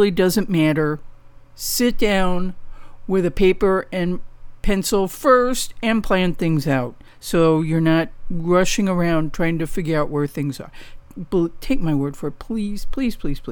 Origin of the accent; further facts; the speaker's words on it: St. Louis, Missouri, United States; now in Southern California, United States; I grew up in St. Louis